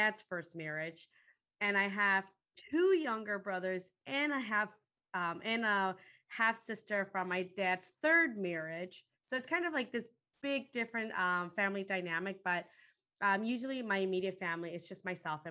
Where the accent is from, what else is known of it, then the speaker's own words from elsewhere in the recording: Chicago, Illinois, United States; also born or lived in Guatemala; I ended up growing up in Chicago